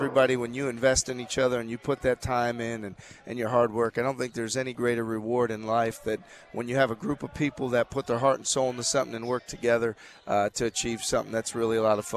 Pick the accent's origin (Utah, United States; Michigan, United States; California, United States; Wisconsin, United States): Wisconsin, United States; Milwaukee; I have great sense of pride in being from the city